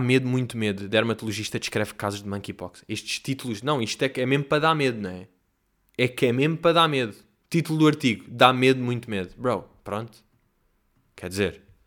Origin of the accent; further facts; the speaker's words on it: Portugal; eu sou português